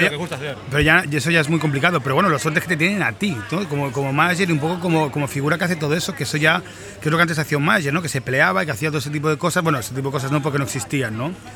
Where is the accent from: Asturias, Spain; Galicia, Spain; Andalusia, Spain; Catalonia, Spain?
Catalonia, Spain; Mataró; estoy en Mataró, mi pueblo.